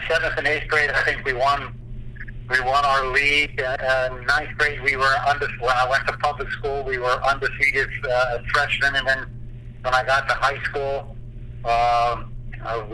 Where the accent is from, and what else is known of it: Middletown, Pennsylvania, United States; born or raised there